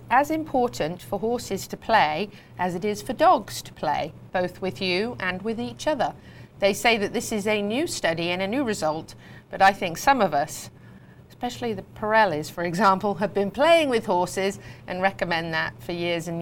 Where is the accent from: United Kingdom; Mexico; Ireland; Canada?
United Kingdom; Warwickshire, West Midlands; moved away; also born or lived in California; Growing up in Warwickshire as a show jumper, doing some eventing as well